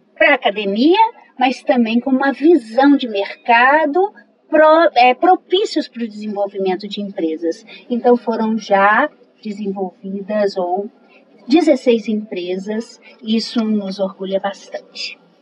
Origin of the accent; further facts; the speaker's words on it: Minas Gerais, Brazil; moved away as an adult; now in Maceió, Brazil; Sou mineira